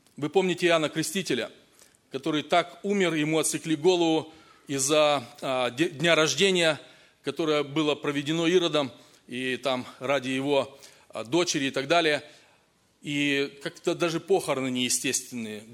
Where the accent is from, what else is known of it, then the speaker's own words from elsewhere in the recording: Kazakhstan; moved away; also born or lived in Russia; я рос в Казахстане, потом в России